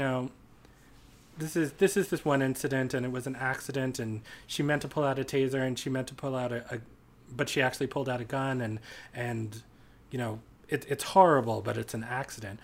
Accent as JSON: {"language": "English", "area": "Washington, D.C. or New York City", "region": "East Coast", "country": "United States", "tie": "born or raised there", "moved": "as an adult", "lives_now": "Minneapolis, United States", "said": "I grew up on the East Coast. Spent most of my childhood and 20s in either Washington, D.C. or New York City"}